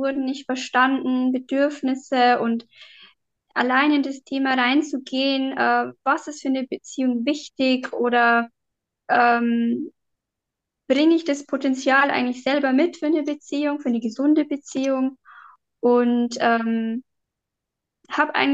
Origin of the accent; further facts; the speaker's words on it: Bavarian Forest, Germany; ähm, ja, ähm, ich komme aus dem Bayerischen Wald